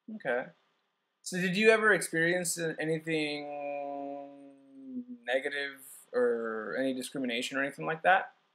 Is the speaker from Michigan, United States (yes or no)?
no; San Diego, California, United States; moved away; I'm from San Diego